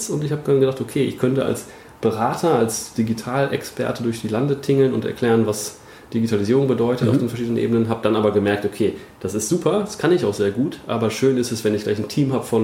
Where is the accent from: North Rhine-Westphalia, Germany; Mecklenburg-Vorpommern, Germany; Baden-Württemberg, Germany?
North Rhine-Westphalia, Germany; Bielefeld; born there; Ich äh, bin gebürtiger Bielefelder.